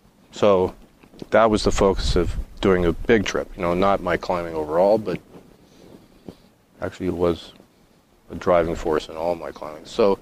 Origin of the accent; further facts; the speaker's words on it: Bozeman, Montana, United States; I grew up in Bozeman. I wasn't born in Montana. I moved there when I was one.